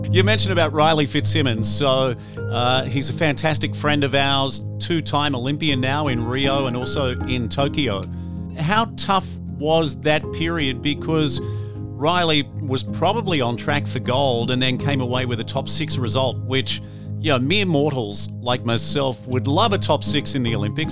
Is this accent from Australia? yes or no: yes; Gold Coast, Queensland, Australia; the Gold Coast is my hometown.